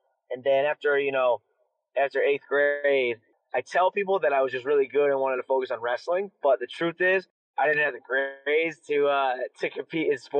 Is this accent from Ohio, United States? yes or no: yes; Aurora, Ohio, United States; So from the Cleveland area, I grew up in this, I shouldn't say Cleveland, more 30 minutes south called Aurora.